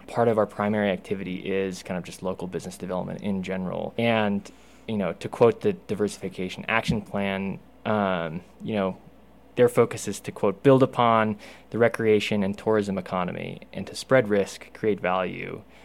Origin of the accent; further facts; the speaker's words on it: Salt Lake City, Utah, United States; now in Moab, United States; I am a native Utahn in that I grew up in Salt Lake City